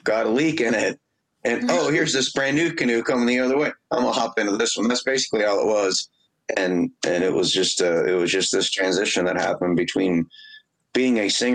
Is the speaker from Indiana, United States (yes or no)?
yes; Indianapolis, Indiana, United States; I'm from the Highlands of Indianapolis.